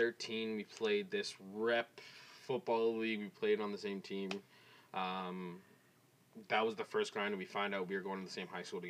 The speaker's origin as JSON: {"language": "English", "town": "Scarborough", "region": "Ontario", "country": "Canada", "tie": "born there", "said": "I was born in Scarborough."}